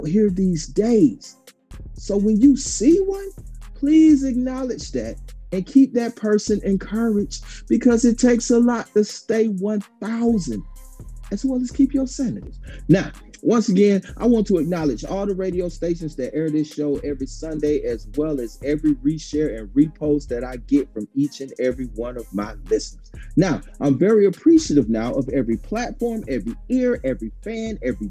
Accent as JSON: {"language": "English", "town": "Dublin", "region": "Georgia", "country": "United States", "tie": "born or raised there", "said": "my hometown, Dublin, Georgia"}